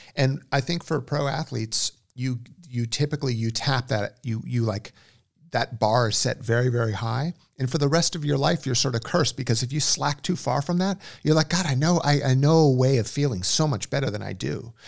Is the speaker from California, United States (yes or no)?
yes; Westlake Village, California, United States; also born or lived in Los Angeles; I grew up in Westlake Village, which is the s, west, far west end of the San Fernando Valley.